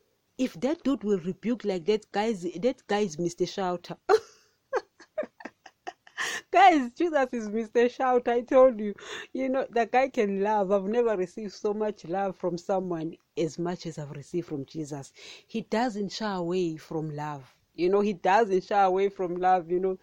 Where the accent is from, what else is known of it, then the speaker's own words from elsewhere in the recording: Nigeria; You know, I'm a Nigerian today.